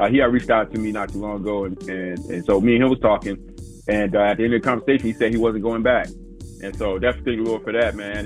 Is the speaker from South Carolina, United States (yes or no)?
yes; South Carolina, United States; I'm originally from South Carolina